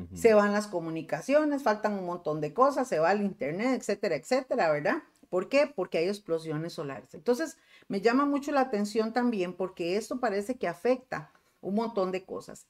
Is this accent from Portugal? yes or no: no; Costa Rica; aquí en Costa Rica